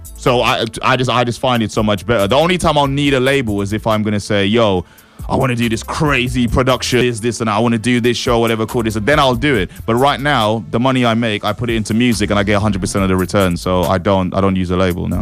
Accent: St. Lucia; also born or lived in East London; now in London, United Kingdom; Born and raised in the Caribbean

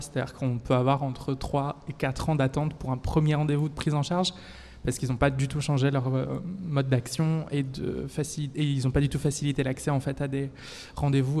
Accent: France; now in Belgium; je suis française

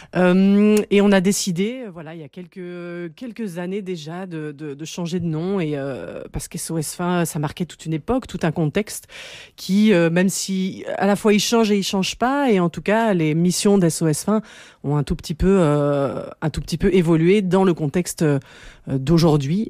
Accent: Belgium; chez nous en Belgique

